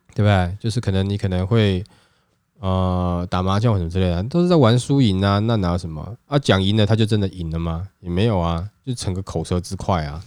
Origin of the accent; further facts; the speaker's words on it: Hsinchu, Taiwan; moved away; 我是新竹人呐，我老家是在新竹啦